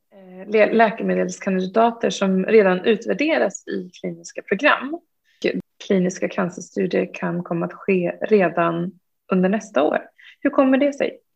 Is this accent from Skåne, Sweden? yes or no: no; Uppsala, Uppsala County, Sweden; jag är själv från Uppsala